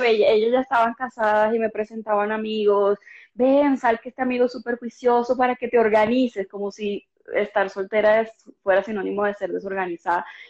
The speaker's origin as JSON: {"language": "Spanish", "town": "Cartagena", "region": "Bolívar", "country": "Colombia", "moved": "as an adult", "lives_now": "Bogotá, Colombia", "said": "yo soy una cartagenera que lleva muchos años, más de una década viviendo acá en Bogotá"}